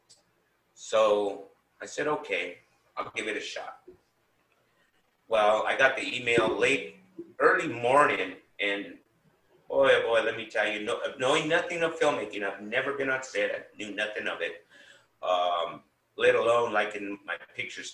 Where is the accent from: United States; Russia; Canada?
United States; San Bernardino, California; also born or lived in Bloomington, California / Fontana, California; I was born in San Bernardino, and as a young man, I went to school here, and then my parents decided to move to Bloomington/Fontana